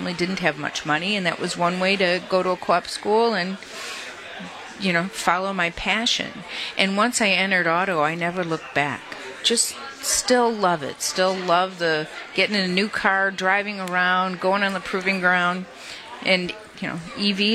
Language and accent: English; Detroit, Michigan, United States; also born or lived in Ypsilanti, Michigan; I was born and raised in Detroit